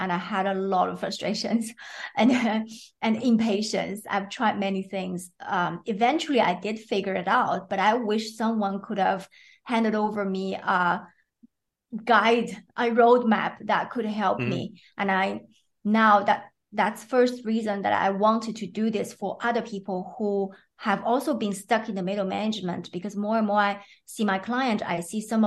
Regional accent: China; moved away as an adult; also born or lived in Sweden; now in Belgium; I was born in China and I lived there until I was 28 years old

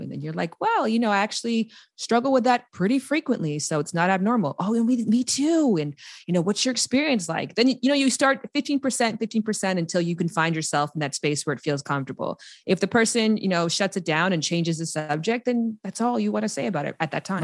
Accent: Canada; moved away as an adult; also born or lived in United States; I'm from Canada, and I was living in America

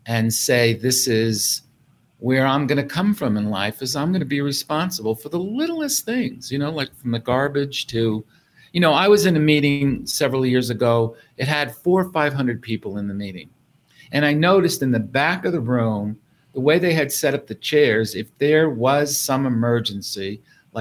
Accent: New York City, New York, United States; I grew up in New York City

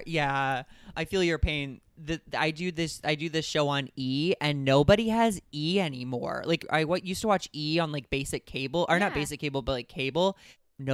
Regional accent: St. Louis, Missouri, United States; also born or lived in Indiana; now in Los Angeles, United States; I'm from St. Louis, Missouri. After Indiana, I moved to L.A. and I've been here for 12 years.

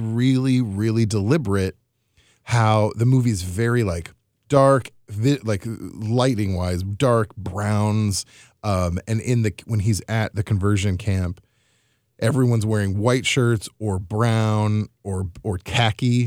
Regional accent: Missouri, United States; growing up in the Midwest, which is often Missouri, which is often considered the South

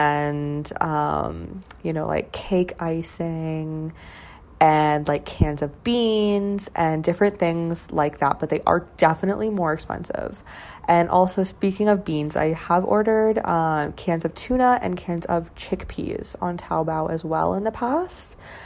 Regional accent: Canada; moved away as an adult; now in Shenzhen, China; I'm Canadian

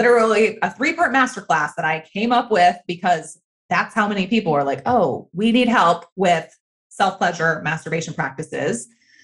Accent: the Bible Belt, the South, United States; I grew up in the South, in the Bible Belt, in purity culture

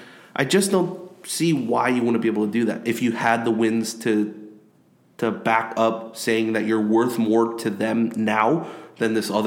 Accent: Los Angeles, California, United States; I'm from LA.

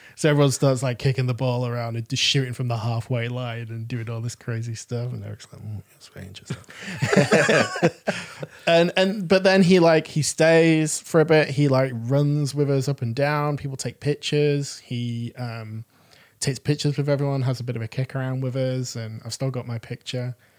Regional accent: Manchester, North West England, United Kingdom; I'm I'm from Manchester and um, pl- playing for a local football team when I was that age

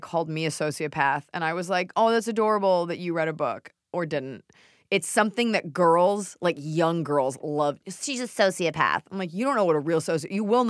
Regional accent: Dallas, Texas, United States; born or raised there

